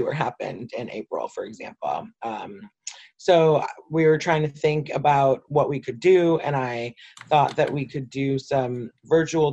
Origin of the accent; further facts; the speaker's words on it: Detroit, Michigan, United States; I'm a lifelong city resident, so I grew up in Detroit. I've never not lived in Detroit